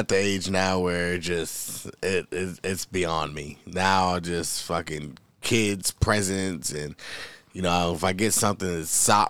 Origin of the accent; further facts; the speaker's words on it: New York, United States; born there; moved away; No, I was born in New York.